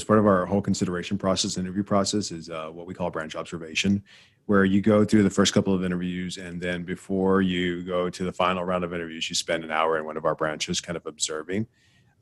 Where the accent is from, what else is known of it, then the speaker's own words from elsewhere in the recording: South Texas, United States; I grew up in South Texas on the border